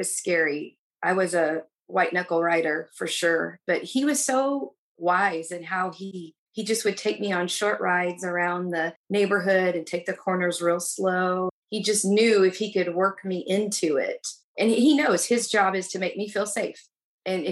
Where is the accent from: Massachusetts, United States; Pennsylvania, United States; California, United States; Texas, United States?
Texas, United States; now in Illinois, United States; I'm actually originally from Texas